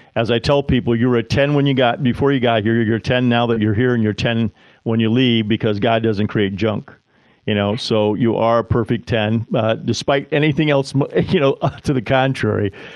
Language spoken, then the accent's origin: English; Ohio, United States; my home state in Ohio